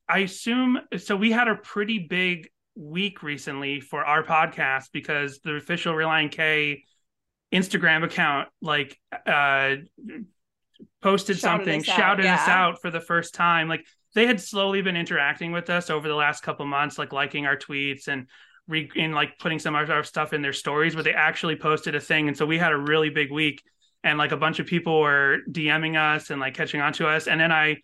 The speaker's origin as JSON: {"language": "English", "town": "Boston", "region": "Massachusetts", "country": "United States", "tie": "born or raised there", "moved": "yes", "said": "I was raised in Boston"}